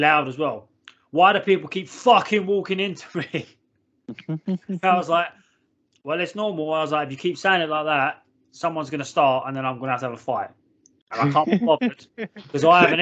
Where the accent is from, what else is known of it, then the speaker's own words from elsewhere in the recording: London, United Kingdom; moved away; I grew up in London